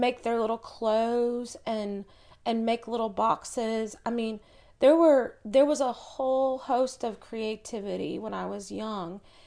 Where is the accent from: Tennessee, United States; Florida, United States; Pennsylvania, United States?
Tennessee, United States; Chattanooga; moved away; also born or lived in California; I was born and raised in Chattanooga.